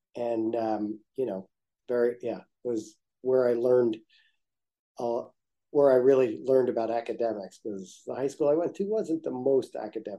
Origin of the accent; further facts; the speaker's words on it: Nutley, New Jersey, United States; I grew up in a town called Nutley, New Jersey